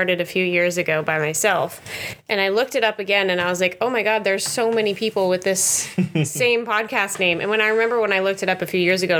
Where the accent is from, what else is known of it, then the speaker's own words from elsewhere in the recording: Denver, Colorado, United States; moved away as an adult; we moved here from my home state of Denver. My home state, Colorado. And I've never lived anywhere else